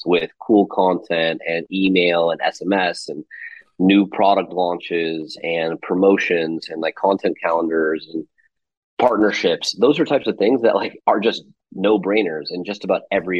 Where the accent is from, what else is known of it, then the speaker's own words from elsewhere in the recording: Las Vegas, Nevada, United States; I grew up in Las Vegas.